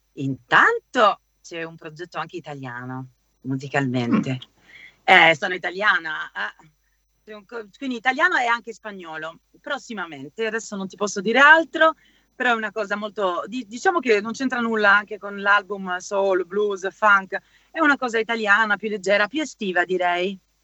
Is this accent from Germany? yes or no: yes; Cologne, North Rhine-Westphalia, Germany; also born or lived in Sicily; Io sono siciliana, cresciuta in Germa-, nata e cresciuta in Germania, ma le origini sono siguli